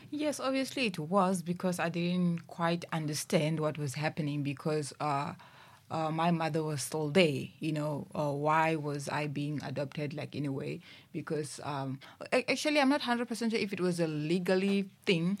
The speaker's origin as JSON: {"language": "English", "town": "Thohoyandou", "region": "Limpopo", "country": "South Africa", "tie": "born or raised there", "also_born_or_lived": "Musina", "said": "I was born, uh, back in Musina and I stayed, uh, in Limpopo, in Thoyandou"}